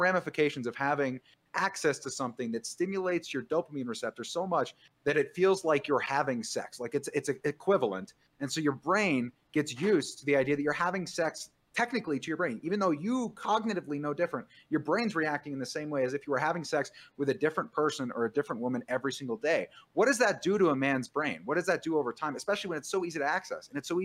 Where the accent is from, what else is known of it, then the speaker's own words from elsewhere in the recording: San Marcos, California, United States; I grew up in Southern California, in the suburbs in San Diego, San Marcos, actually